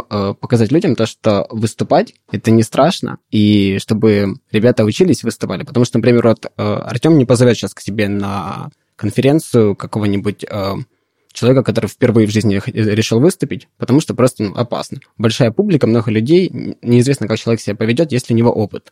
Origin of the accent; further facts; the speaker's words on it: Donetsk, Donetsk Oblast, Ukraine; also born or lived in Poltava; now in Kharkiv, Ukraine; я сам из Донецка